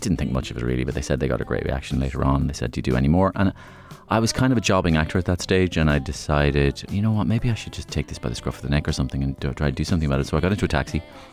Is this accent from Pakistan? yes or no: no; Waterford, Munster, Ireland; also born or lived in London; I grew up just on the outskirts of Waterford City, about a mile and a half outside Waterford